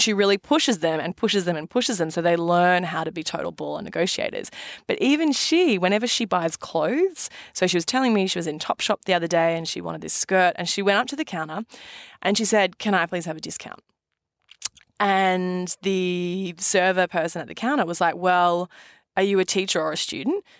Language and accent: English; Australia; now in New York, United States; being an Aussie